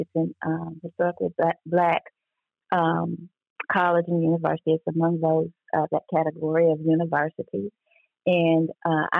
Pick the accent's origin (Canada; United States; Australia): United States; Nashville, Tennessee; I grew up in Bordeaux, which is Northwest Nashville, but spent a lot of my time in North Nashville